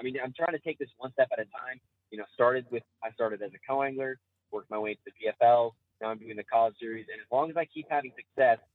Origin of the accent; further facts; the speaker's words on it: Lynchburg, Virginia, United States; I'm from Lynchburg, Virginia.